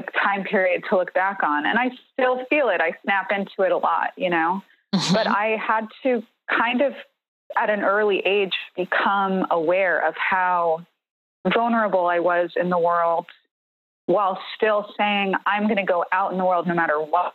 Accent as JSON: {"language": "English", "town": "New York City", "region": "New York", "country": "United States", "tie": "born or raised there", "said": "when I was a kid growing up in New York City, I grew up in the Bronx"}